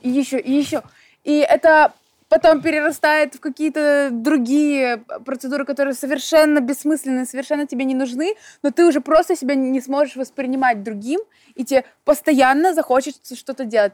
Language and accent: Russian; Belarus; moved away; я вообще сама из Белоруссии